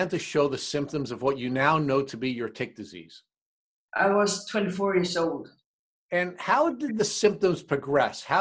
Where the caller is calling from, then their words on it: Sweden; I'm calling from Sweden.